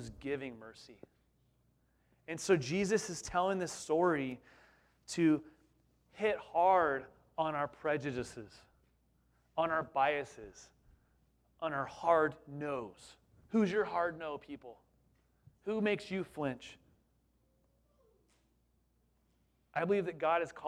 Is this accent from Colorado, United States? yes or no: no; Southern California, United States; also born or lived in East Bay, California; We thought anything north of Santa Barbara was like Alaska, growing up in Southern California.